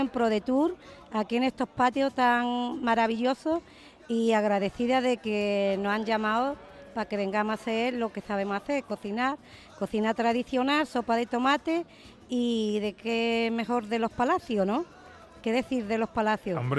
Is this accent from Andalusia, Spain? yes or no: yes; Andalusia, Spain; Yo soy cocinera porque soy andaluza y soy de pueblo